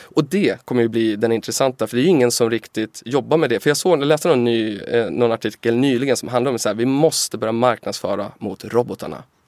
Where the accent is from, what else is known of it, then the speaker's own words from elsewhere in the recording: Timrå, Västernorrland County, Sweden; Timrå var när jag växte upp Sveriges tredje fattigaste kommun